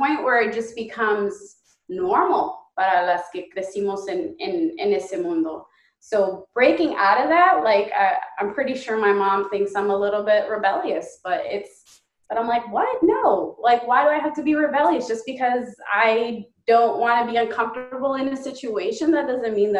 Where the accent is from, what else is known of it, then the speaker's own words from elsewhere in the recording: United States; growing up in the United States